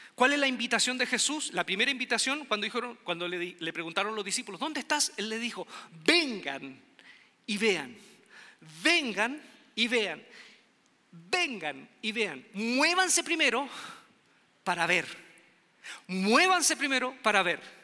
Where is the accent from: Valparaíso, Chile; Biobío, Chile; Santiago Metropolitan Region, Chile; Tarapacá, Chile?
Valparaíso, Chile; Quilpué; moved away as an adult; yo venía de un pueblo olvidado, un pueblo pequeño, Quilpué se llama Quilpué, mi pueblo de nacimiento.